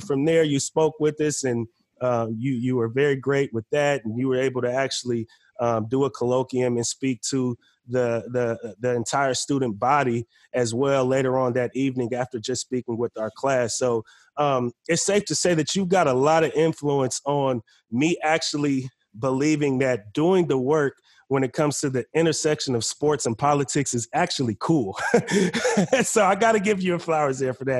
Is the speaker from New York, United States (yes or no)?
no; Bay Area, California, United States; moved away as an adult; now in Forest Grove, United States; me growing up in the Bay Area